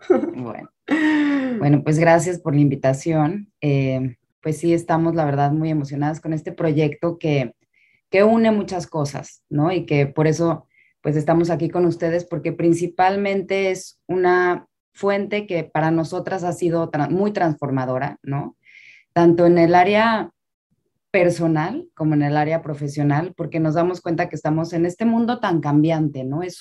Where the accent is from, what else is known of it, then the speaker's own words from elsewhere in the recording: Mexico City, Mexico; now in Miami, United States; Y vengo de la Ciudad de México a vivir a Miami